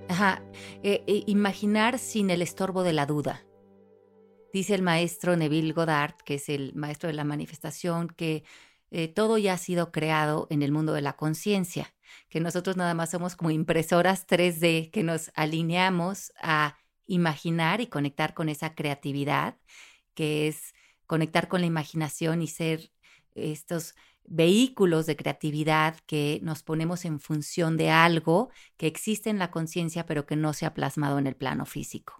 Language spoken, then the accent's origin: Spanish; Mexico; now in United States; como soy latina no puedo, como soy mexicana no puedo